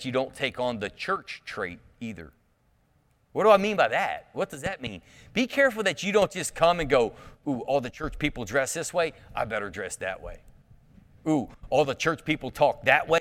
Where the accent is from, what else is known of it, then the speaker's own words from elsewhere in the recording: Clermont County, Ohio, United States; I'm the hillbilly from Claremont County